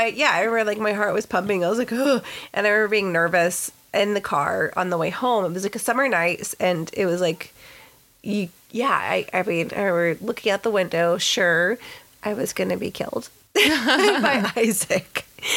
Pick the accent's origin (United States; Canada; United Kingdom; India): United States; Texas; now in California, United States; the sticks of Texas, when, mm-hmm. you know, back in my home state